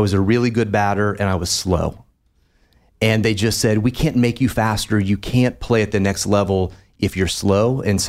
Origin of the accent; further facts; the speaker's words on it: Parkersburg, West Virginia, United States; So I was, you know, I'm from a really small town